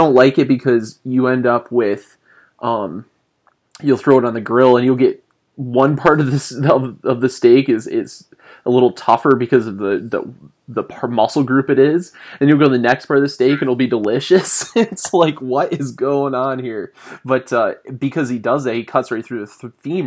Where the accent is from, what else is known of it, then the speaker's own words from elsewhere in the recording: Southern Michigan, United States; moved away; I grew up in Southern Michigan